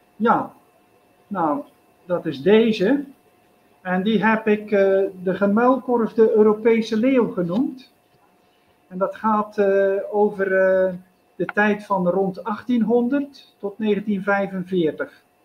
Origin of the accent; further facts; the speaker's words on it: Zeelandic Flanders, Netherlands; moved away as an adult; now in India; mijn geboortestreek Zeeuws-Vlaanderen